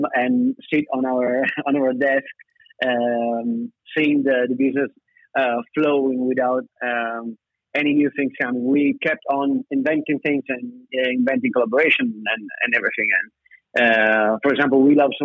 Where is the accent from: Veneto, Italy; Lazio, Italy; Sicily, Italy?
Veneto, Italy; Verona; I'm 32, I'm from Verona.